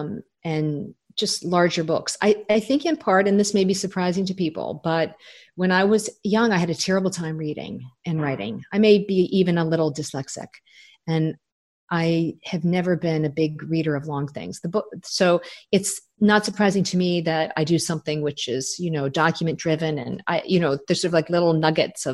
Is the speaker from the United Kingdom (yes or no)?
no; Toronto, Ontario, Canada; moved away; I'm from Toronto